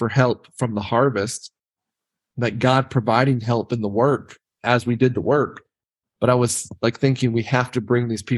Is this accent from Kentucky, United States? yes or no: no; North Carolina, United States; moved away as an adult; now in Provo, United States; I'm from North Carolina